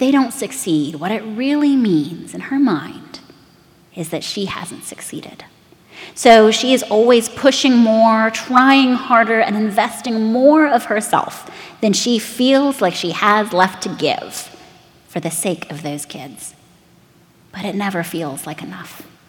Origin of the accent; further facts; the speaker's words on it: United States; to us as Americans